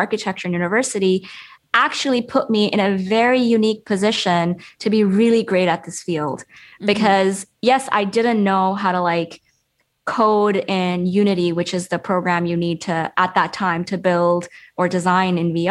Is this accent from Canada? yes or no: no; Pakistan; moved away; I was this girl from Pakistan